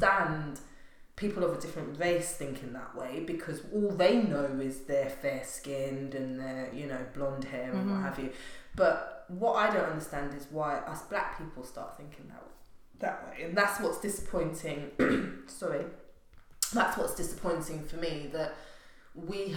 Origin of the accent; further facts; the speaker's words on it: England, United Kingdom; also born or lived in Grenada; growing up in England. I was born in the Caribbean, but grew up here